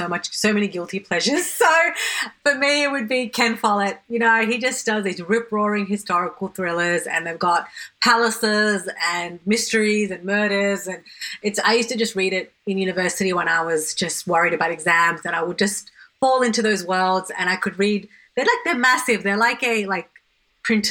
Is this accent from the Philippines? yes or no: no; Sydney, New South Wales, Australia; growing up in Western Sydney